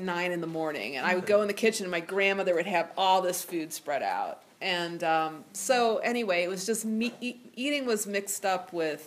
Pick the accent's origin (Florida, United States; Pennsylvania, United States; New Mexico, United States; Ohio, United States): Ohio, United States; moved away as an adult; I grew up in Ohio, and I grew up in a small town of 8,000 people where everybody knew everybody.